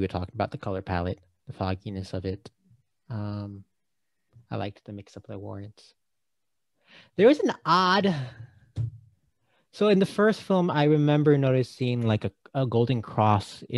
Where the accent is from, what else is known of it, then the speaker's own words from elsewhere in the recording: Jersey City, New Jersey, United States; I'm from Jersey City